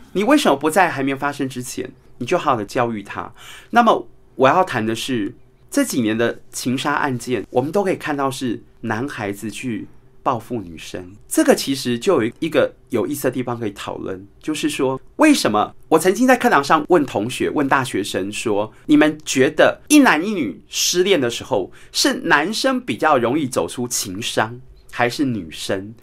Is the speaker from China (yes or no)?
no; Taiwan; 我们台湾人有句话说